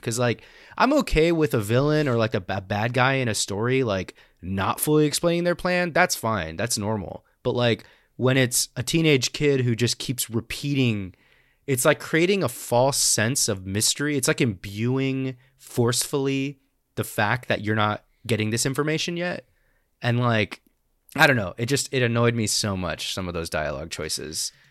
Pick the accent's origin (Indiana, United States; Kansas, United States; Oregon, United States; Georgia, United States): Oregon, United States; I grew up in Oregon